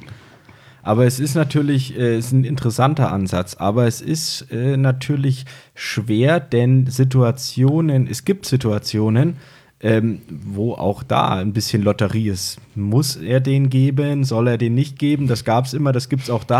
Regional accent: Fulda, Hesse, Germany; accent: Franconian; moved away as an adult; now in Würzburg, Germany; Ich komme gebürtig aus Fulda, nee, Fulda, also zwischen Frankfurt und Kassel bin seit zehn Jahren in Würzburg

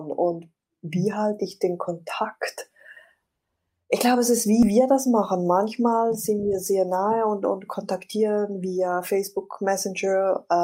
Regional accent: Switzerland; ich bin Schweizerin

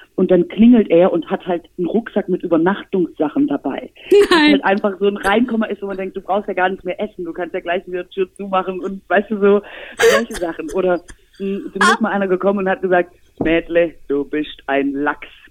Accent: Swabia, Germany

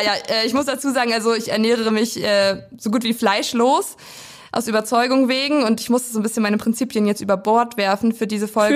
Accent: Weisen, Brandenburg, Germany; ich komme aus dem kleinen Dörfchen Weisen

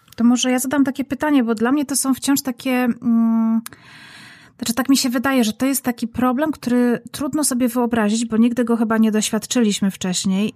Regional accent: Silesian Voivodeship, Poland; Ja zresztą jestem z, ze Śląska

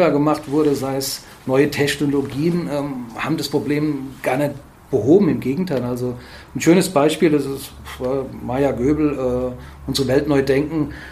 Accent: Fulda, Hesse, Germany; bin hier in der Region verwurzelt und habe ja auch ja, recht gute Kontakte über verschiedene Verbände und und und. Habe ich mir überlegt, oh gut, was wäre das Utopischste? Ja, habe mir dann ausgedacht, dass ich gerne äh, die Region Fulda

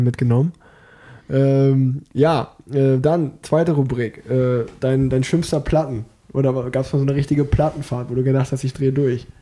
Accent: Unna, North Rhine-Westphalia, Germany; weil ich bin geboren in Unna

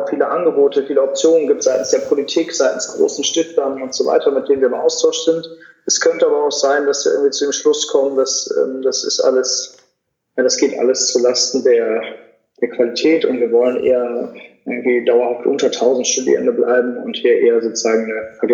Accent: Cologne, North Rhine-Westphalia, Germany; ich bin ja auch in meiner Heimatstadt Köln geblieben, das war aber wenigstens schon mal eine Millionenstadt.

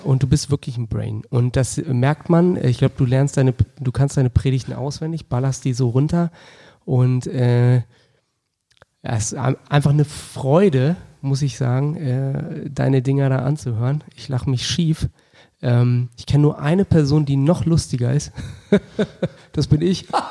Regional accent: Wolfsburg, Lower Saxony, Germany; Ich bin in Wolfsburg groß geworden

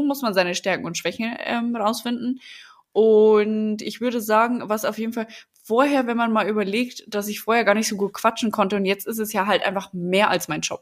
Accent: Lower Bavaria, Germany; accent: Bavarian dialect; now in Berlin, Germany

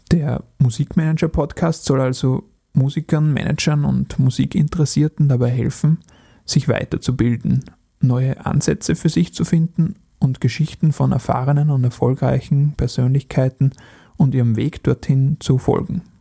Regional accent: Upper Austria, Austria; In meiner Heimat in Oberösterreich gab es einmal ein Open-Air-Festival, das mittlerweile schon einige Jahre nicht mehr stattfand.

